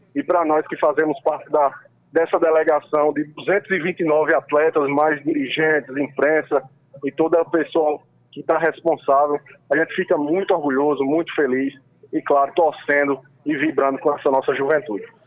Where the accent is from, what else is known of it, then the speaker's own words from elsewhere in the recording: Paraíba, Brazil; falando aqui enquanto paraibano